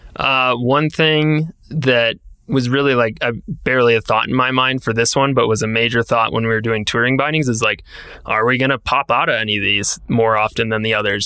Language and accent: English; Wisconsin, United States; growing up in Wisconsin